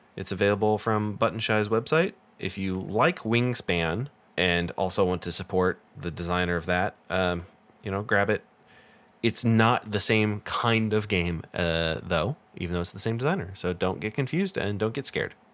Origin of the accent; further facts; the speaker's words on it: United States; I'm American